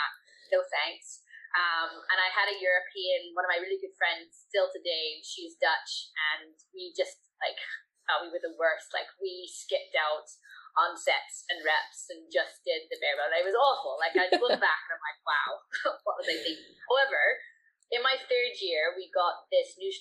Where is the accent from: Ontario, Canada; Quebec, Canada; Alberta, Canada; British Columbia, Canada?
British Columbia, Canada; Vancouver; moved away as an adult; also born or lived in United Kingdom; my family immigrated to Canada when I was 3. So I grew up in Vancouver, BC